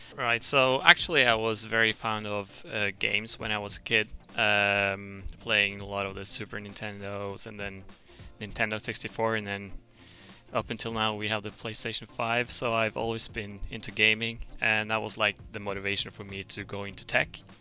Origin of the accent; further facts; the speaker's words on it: Norway; moved away as an adult; now in Fukuoka, Japan; we went back to Norway actually with with my current wife.